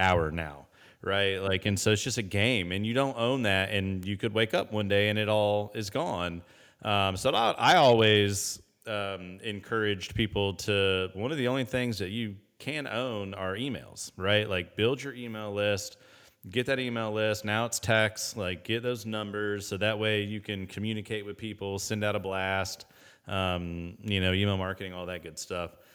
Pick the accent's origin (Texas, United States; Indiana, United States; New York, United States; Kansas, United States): Indiana, United States; Indianapolis; I grew up in Indianapolis